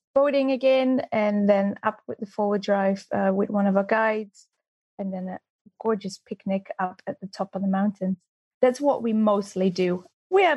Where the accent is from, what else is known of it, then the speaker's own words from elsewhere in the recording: Netherlands; moved away as an adult; also born or lived in Austria; now in New Zealand; I'm Dutch, and I came to New Zealand about 13 years ago